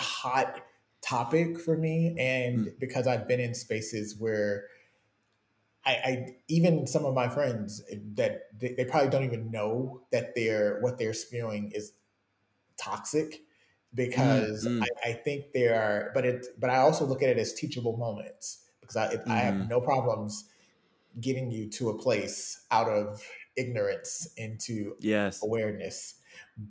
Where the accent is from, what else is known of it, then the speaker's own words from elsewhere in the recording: Chicago, Illinois, United States; I grew up in Chicago